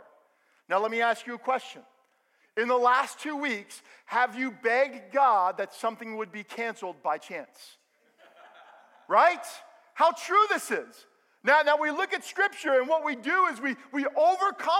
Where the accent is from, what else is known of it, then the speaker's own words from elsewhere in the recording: Bergen County, New Jersey, United States; I grew up in Bergen County.